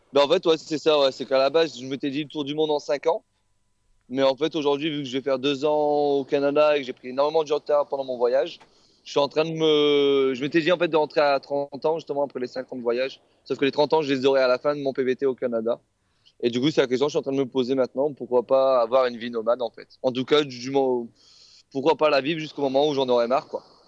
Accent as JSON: {"language": "French", "country": "France", "said": "on est français"}